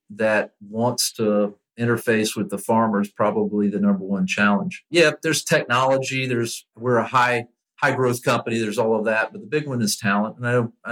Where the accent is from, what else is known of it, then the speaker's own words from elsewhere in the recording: Lakeland, Florida, United States; I grew up here in Lakeland where Publix was founded and the corporate headquarters are located